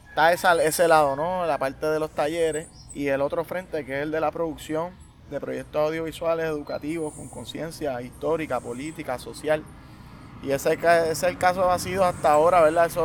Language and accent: Spanish; Manuela Pérez, Puerto Rico; fue que yo crecí, de aquí es que yo me siento, donde en cualquier parte del mundo donde yo me pare, yo soy de aquí, de Manuela Pérez. Me siento orgulloso de ser aquí, de ser de aquí